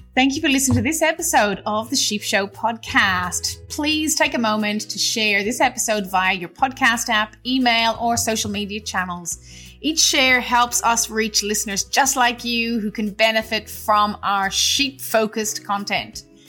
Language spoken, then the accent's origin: English; Cavan, Ulster, Ireland; now in Australia; my hometown of Cavan in Ireland.